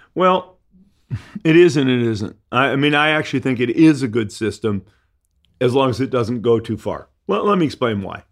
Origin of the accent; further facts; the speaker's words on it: Detroit, Michigan, United States; moved away; I grew up in Detroit